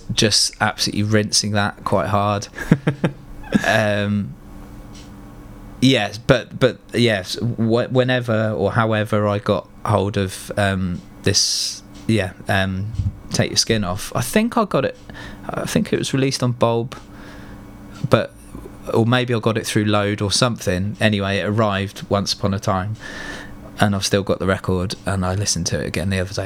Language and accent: English; Fleet, South East England, United Kingdom; also born or lived in Hartley Wintney / Reading; growing up in Fleet and like Hartley and putting on shows there